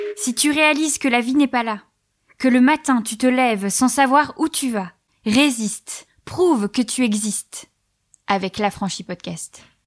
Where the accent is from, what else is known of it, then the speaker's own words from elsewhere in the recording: Belgium; now in France; j'y suis en tant que Belge